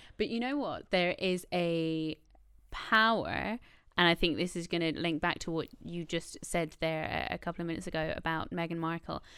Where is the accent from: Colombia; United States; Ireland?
Ireland; born or raised there